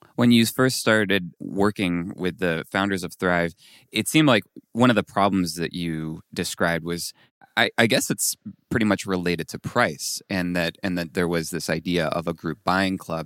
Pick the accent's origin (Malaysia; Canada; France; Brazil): France; moved away as an adult; also born or lived in Colorado Springs; I came from, I grew up in France